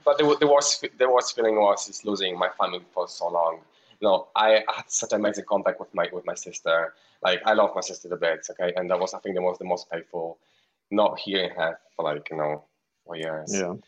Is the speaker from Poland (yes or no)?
yes; Poland; moved away; I'm Polish. I'm from Poland. I live around six hours from city uh, from the capital, which is far away, near Ukraine.